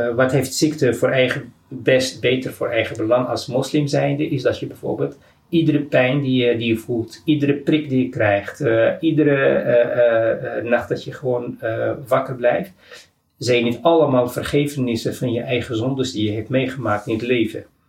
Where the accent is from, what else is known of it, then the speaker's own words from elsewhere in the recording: Morocco; now in Amsterdam, Netherlands; uit Marokko